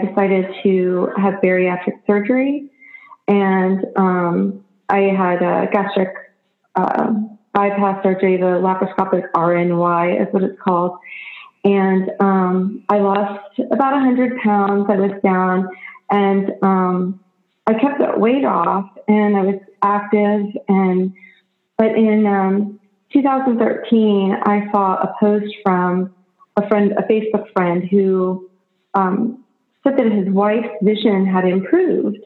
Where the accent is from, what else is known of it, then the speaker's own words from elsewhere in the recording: Austin, Texas, United States; I grew up in Austin, Texas